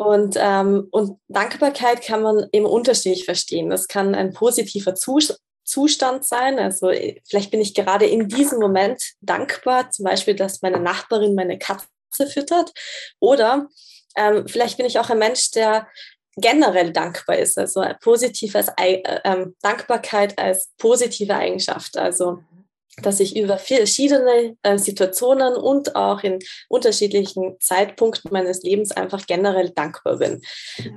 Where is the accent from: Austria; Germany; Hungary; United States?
Austria; moved away as an adult; also born or lived in Graz / Zurich; ich komme ursprünglich aus Österreich